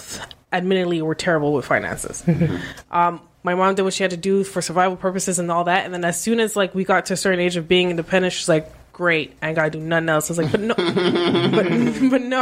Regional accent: Canada

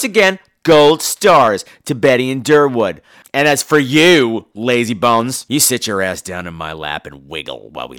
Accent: France; We're from France.

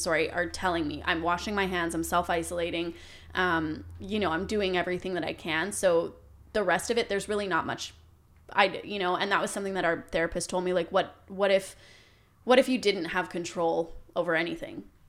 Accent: Canada; growing up in Canada

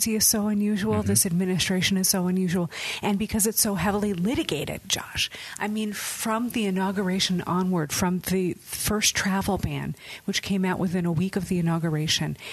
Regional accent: Chicago, Illinois, United States; The Chicago area, okay. Chicagoland

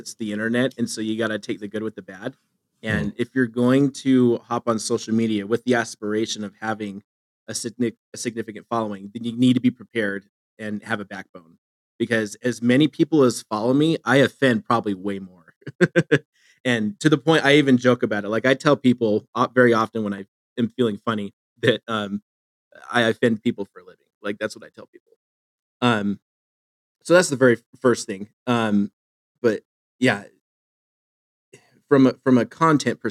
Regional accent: Phoenix, Arizona, United States; moved away as an adult; also born or lived in Boise, Idaho; now in Eastern Idaho, United States; I'm from Phoenix. And so I moved from Phoenix to Boise and then from Boise to where I am in Eastern Idaho

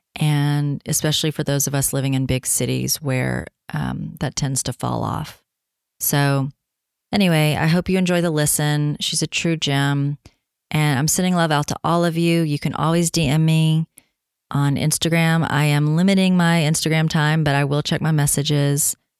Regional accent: Tennessee, United States; moved away; I'm coming at you from Tennessee, my home state

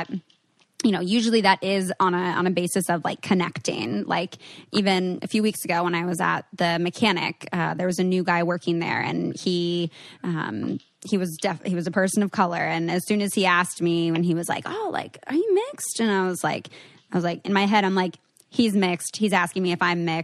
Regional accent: New Jersey, United States

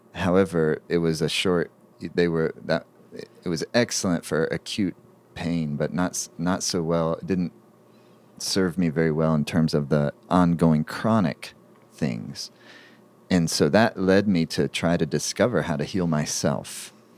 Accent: Southeastern United States, United States; I was growing up in the Southeastern United States

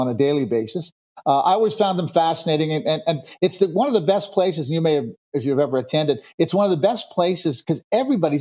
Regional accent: Montreal, Quebec, Canada; I grew up in Montreal

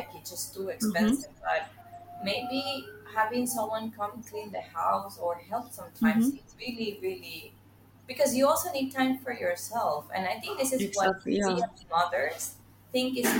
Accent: Venezuela; now in Singapore; I'm from Venezuela, but currently living in Singapore

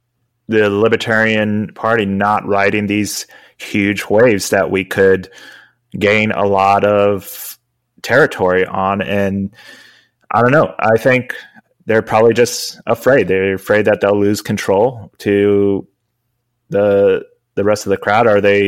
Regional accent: Spain; I grew up outside of the country. I grew up in Spain, and we had universal healthcare

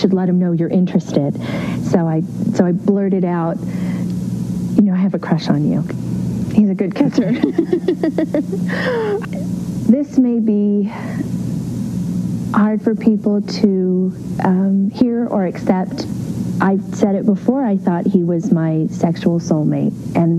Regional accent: Beverly Hills, California, United States; growing up in Beverly Hills

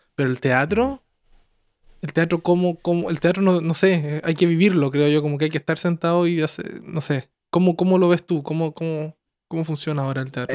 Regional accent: Chile; moved away; also born or lived in Santiago; como soy chileno, me, relacioné con harta gente, como porque pues, como soy de pueblo y me fui a Santiago

